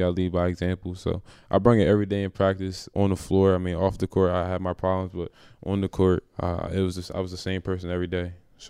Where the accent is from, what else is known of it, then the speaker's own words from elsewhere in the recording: Montgomery County, Maryland, United States; moved away; I'm from the MoCo area, so not a lot of guys come out of MoCo.